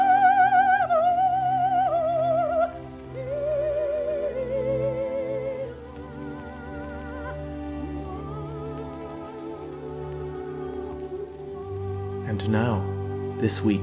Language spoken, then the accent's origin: English; Wisconsin, United States; in Kenosha, in my home state of Wisconsin